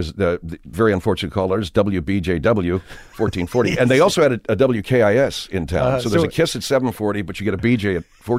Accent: Arcadia, California, United States; also born or lived in Florida; I grew up out here in Arcadia, not too far from where we are, and hung out in Pasadena

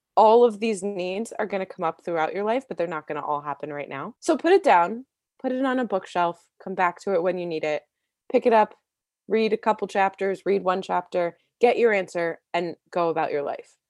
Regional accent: D.C., Maryland, United States; I was born outside of Washington, D C, in Maryland, and I grew up being a very creative kid

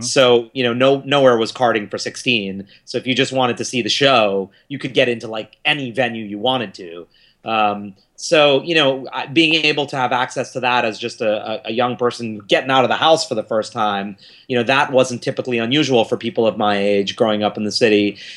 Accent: New York City, New York, United States; I was born here in New York City

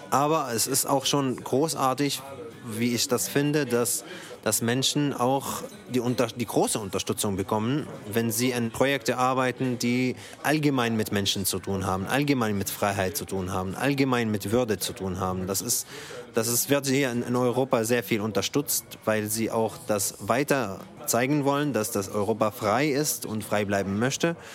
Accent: Syria; now in Germany; ich komme aus Syrien. Ich bin hier seit 2014.

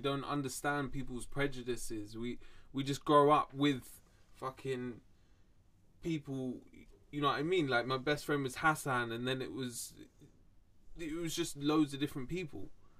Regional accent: London, United Kingdom; I think I'm just blessed from where I'm from, London. I was fucking fortunate that I grew up in London.

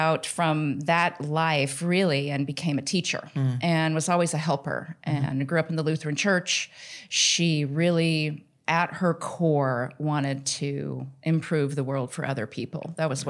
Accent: Denver, Colorado, United States; I grew up in Denver, and I'm adopted.

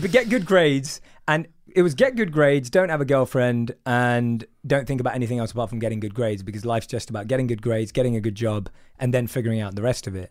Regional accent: London, United Kingdom; So I'm from London. I grew up in a place called Wood Green in North London

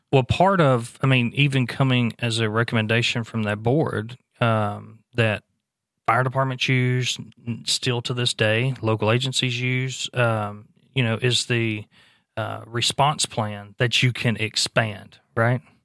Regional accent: Louisiana, United States; moved away; Louisiana last year, uh, which is my home state

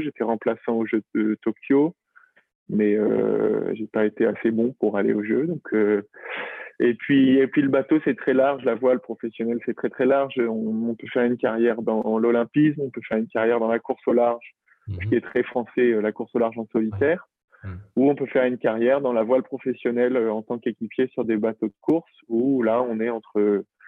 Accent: La Rochelle, Nouvelle-Aquitaine, France; now in Brittany, France; j'ai grandi à La Rochelle.

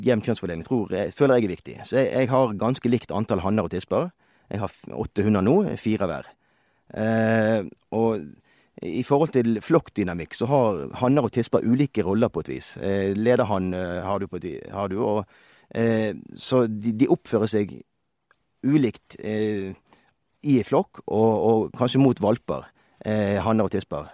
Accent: Bergen, Vestland, Norway; moved away as an adult; now in Røros, Norway; jeg er opprinnelig fra Bergen, som de fleste kanskje hører

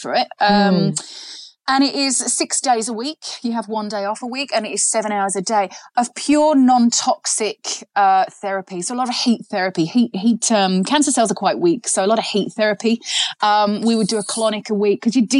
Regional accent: England, United Kingdom; I'm English

